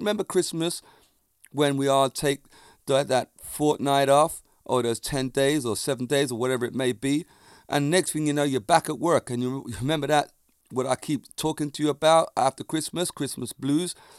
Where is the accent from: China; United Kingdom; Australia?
United Kingdom; England; accent: Jamaican; I grew up in England and with Jamaican parents in the Jamaican community.